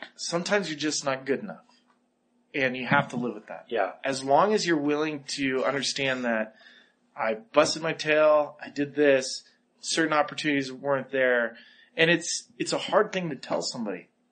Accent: Santa Barbara, California, United States; I came from Santa Barbara

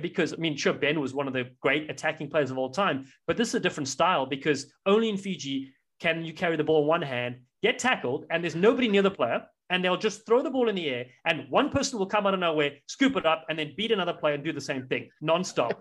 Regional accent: South Africa; growing up in South Africa

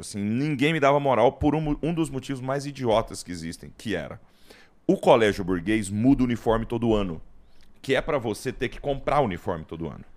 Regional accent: Goiás, Brazil; eu sou de Goiás

